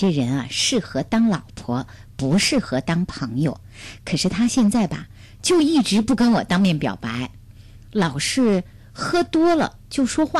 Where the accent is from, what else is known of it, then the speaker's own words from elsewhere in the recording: Beijing, China; 父母呢也是给我做了一定的安排。我是北京人，呃，有我可以结婚的一套房子